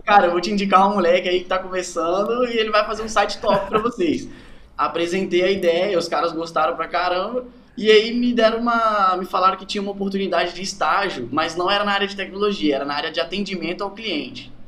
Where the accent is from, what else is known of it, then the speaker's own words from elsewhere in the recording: Santa Leopoldina, Espírito Santo, Brazil; Eu sou, sou de Santa Leopoldina, Espírito Santo. É bem interior, assim.